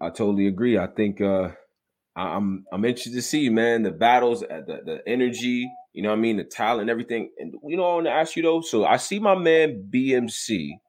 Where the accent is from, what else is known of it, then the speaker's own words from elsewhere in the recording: Rochester, New York, United States; I'm from upstate New York, by the way. I'm from Rochester, New York.